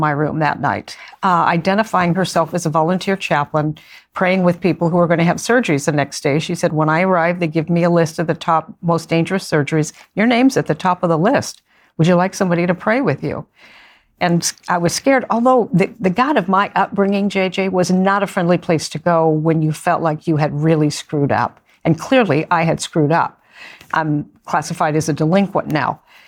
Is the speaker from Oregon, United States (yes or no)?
yes; Beaverton, Oregon, United States; I grew up outside Portland, Oregon, in a suburban area called Beaverton, Oregon.